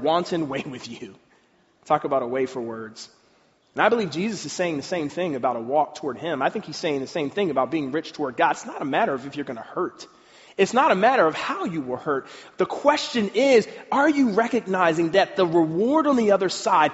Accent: Pennsylvania, United States; I'm from Pennsylvania

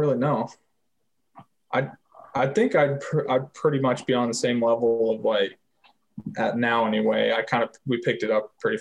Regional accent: Canada; moved away; also born or lived in Calgary, Alberta; I was from a small hometown, so there was not a lot of people, it's nothing like the US

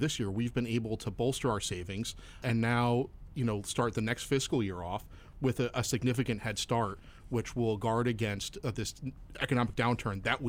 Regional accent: Bucks County, Pennsylvania, United States; now in Central Pennsylvania, United States; I'm originally from Bucks County

